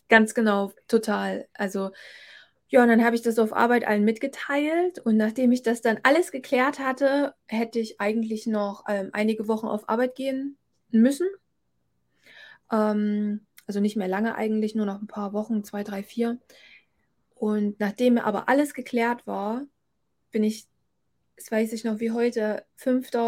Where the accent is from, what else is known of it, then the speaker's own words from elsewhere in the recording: Thuringia, Germany; hier in Thüringen, obwohl es meine Heimat ist